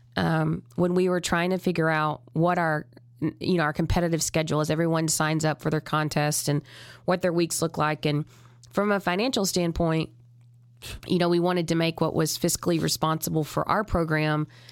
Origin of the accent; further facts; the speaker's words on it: Texas, United States; I'm from Texas.